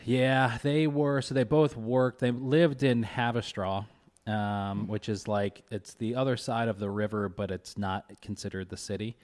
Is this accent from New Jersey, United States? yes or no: no; Kentucky, United States; moved away; I grew up in Kentucky